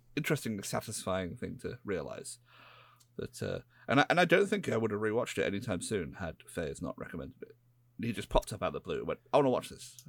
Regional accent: United Kingdom; I'm a British person

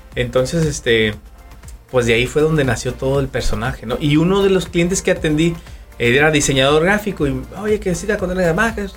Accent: Durango, Mexico; Yo soy de la ciudad de Durango

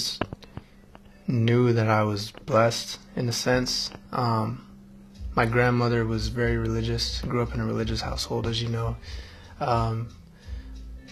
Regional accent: Fremont, California, United States; also born or lived in Pasadena, California; now in Los Angeles, United States; I grew up in the Bay Area, California, small city called Fremont. Moved out of Fremont when I was 18

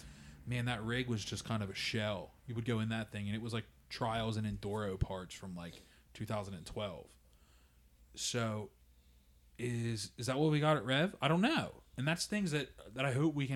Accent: Jersey, PA, Delaware area, Mid-Atlantic, United States; we're from the Jersey, PA, Delaware area.

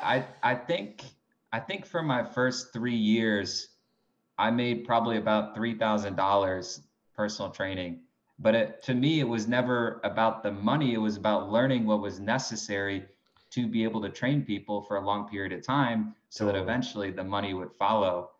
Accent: Binghamton, New York, United States; also born or lived in Palm Beach, Florida / Greenwich, Connecticut; I'm from Binghamton, New York

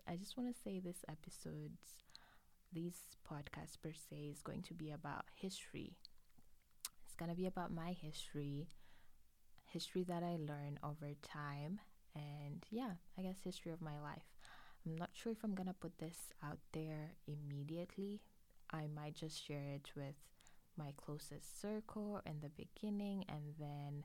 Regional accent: Arusha, Tanzania; moved away as an adult; now in Canada; I am a Tanzanian. I am originally from Arusha, Tanzania

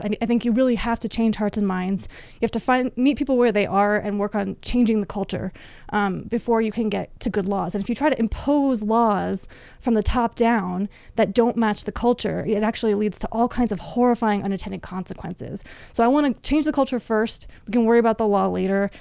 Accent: Florida, United States; moved away as an adult; also born or lived in Washington, D.C.; I grew up in Florida, mostly in Florida, at least

